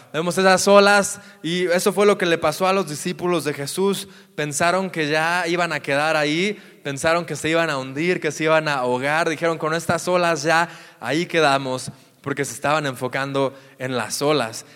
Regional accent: near Guadalajara, Jalisco, Mexico; cerca de mi tierra, cerca de Guadalajara

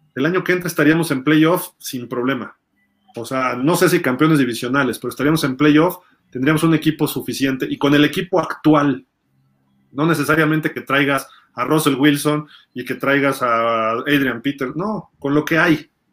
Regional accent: Mexico

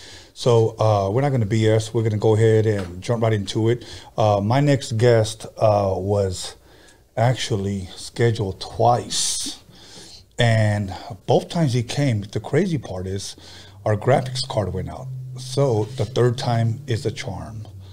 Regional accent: Los Angeles, California, United States; also born or lived in Compton, California; I was 9 years old. We came from Compton to Wilmington. So I've been here since I've been in second grade.

